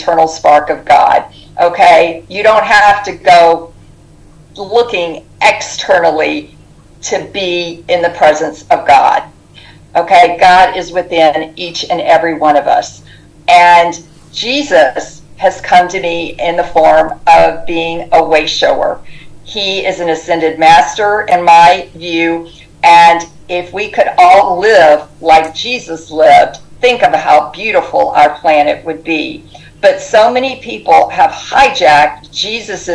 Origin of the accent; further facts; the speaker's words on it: the South, United States; growing up in the South